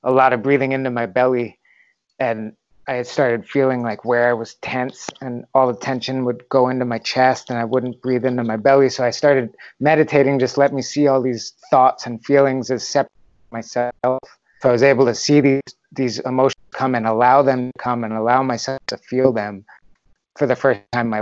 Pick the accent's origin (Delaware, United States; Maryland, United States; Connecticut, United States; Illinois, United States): Connecticut, United States; Bridgeport; moved away; also born or lived in Norwalk, Connecticut / San Francisco / Huntington Beach, California; I was born in Norwalk, but then grew up in Trumbull and Bridgeport